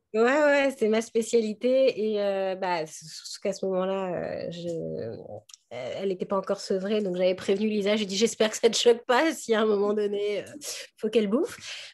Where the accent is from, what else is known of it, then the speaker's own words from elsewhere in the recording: Paris, Île-de-France, France; je suis une petite Parisienne